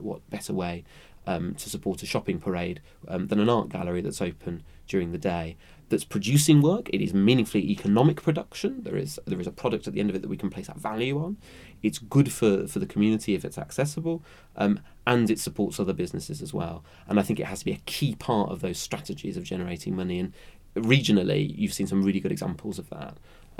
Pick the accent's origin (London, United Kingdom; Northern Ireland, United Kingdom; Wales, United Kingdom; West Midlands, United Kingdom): West Midlands, United Kingdom; Birmingham; moved away; also born or lived in Southwark; I come from Birmingham originally